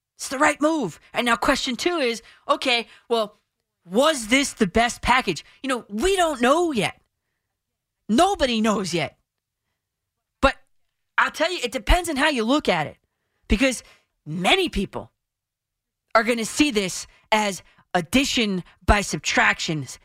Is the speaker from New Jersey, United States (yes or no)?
yes; New Jersey, United States; I'm from Jersey